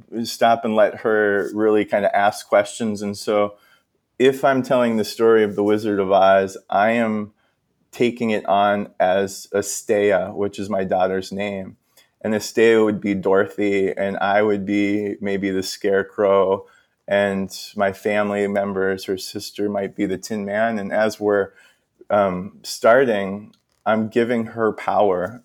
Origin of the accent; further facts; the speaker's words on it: Minnesota, United States; I'm from Minnesota